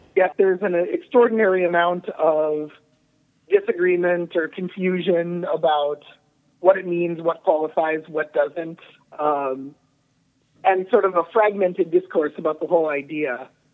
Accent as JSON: {"language": "English", "area": "Twin Cities", "region": "Minnesota", "country": "United States", "moved": "yes", "said": "I'm from the Twin Cities originally"}